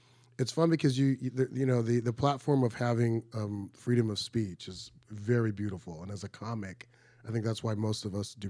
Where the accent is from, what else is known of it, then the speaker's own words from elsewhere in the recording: Michigan, United States; I'm from Michigan, right next door.